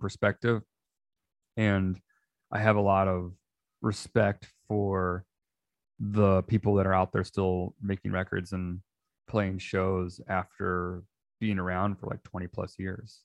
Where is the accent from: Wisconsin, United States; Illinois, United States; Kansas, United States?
Illinois, United States; outside of Chicago; I grew up outside of Chicago